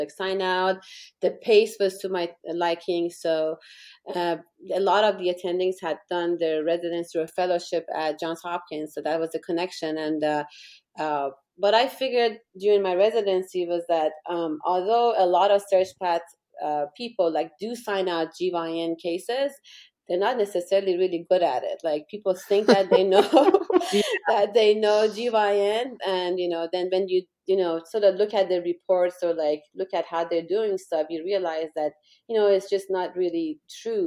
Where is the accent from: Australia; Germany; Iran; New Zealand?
Iran; moved away as an adult; also born or lived in England; now in Orlando, United States; they went back to Iran in the middle of the war between Iran and Iraq. And I grew up during the war. And I was there until I finished medical school